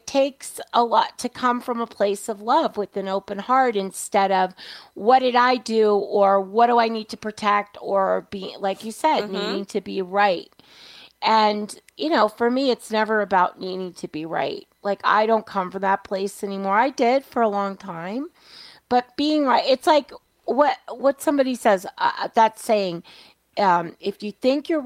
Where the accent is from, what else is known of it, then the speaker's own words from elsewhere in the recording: New York, United States; I was a kid. I was a latchkey kid. I grew up in New York.